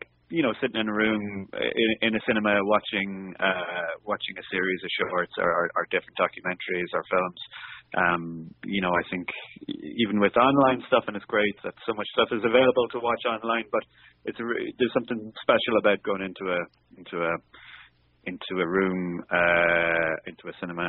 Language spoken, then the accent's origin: English; Limerick, Munster, Ireland; moved away as an adult; now in Dublin, Ireland; I'm from Limerick originally, but based in Dublin now